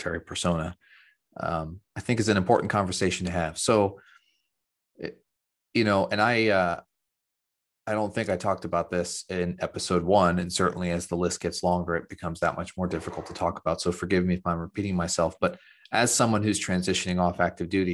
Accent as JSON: {"language": "English", "region": "Central Ohio", "country": "United States", "said": "I'm from Central Ohio and a Buckeye"}